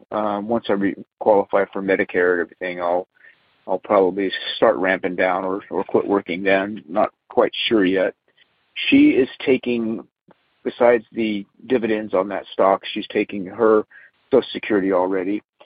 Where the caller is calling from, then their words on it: San Antonio, Texas, United States; I'm calling from the San Antonio, Texas area